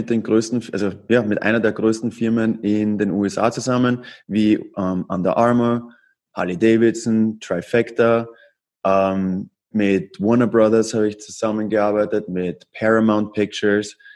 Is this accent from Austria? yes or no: yes; Austria; now in United States; Ich bin ursprünglich aus Österreich und bin 2014 nach Amerika ausgewandert.